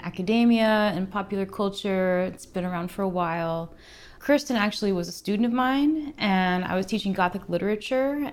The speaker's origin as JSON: {"language": "English", "region": "Alaska", "country": "United States", "tie": "born or raised there", "moved": "as an adult", "lives_now": "Portland, United States", "said": "I was born in the middle of nowhere in Alaska. Found my way to Portland in my mid 20s, and I've been here ever since."}